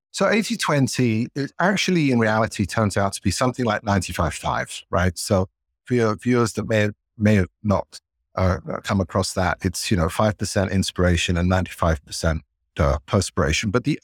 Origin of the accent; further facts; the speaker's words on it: London, United Kingdom; You can tell I grew up in England, in London.